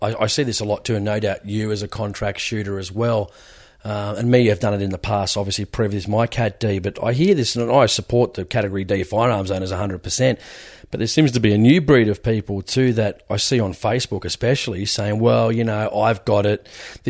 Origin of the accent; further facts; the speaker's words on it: Australia; I'm just Aussie, I'm sick of people apologising for my gun rights